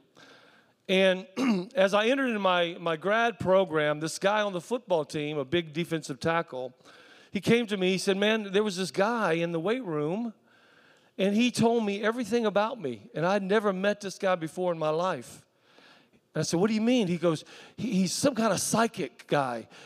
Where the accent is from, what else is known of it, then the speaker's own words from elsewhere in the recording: South Carolina, United States; I was raised in South Carolina